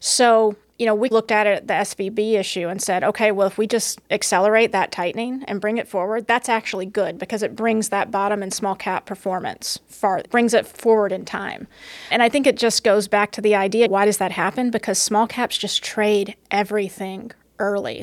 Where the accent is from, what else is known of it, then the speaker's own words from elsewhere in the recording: the South, United States; now in New York, United States; I grew up in the South